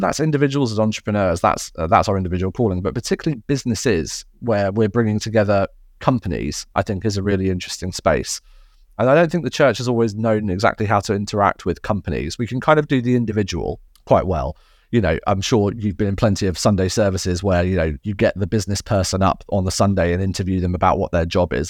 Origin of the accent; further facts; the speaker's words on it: United Kingdom; now in Surrey, United Kingdom; being a Brit